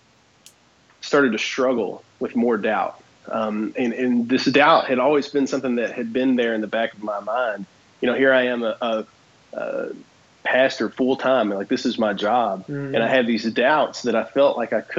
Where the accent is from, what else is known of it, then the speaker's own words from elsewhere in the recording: Kentucky, United States; from Kentucky